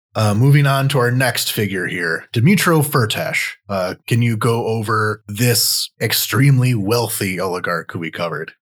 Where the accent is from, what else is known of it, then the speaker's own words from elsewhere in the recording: Michigan, United States; I'm from Michigan in the US